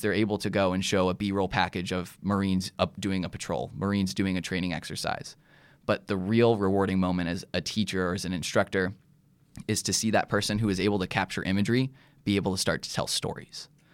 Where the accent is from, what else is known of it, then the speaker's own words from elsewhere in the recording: Grants Pass, Oregon, United States; moved away as an adult; originally, I'm from Grants Pass, Oregon. Uh, grew up there, raised there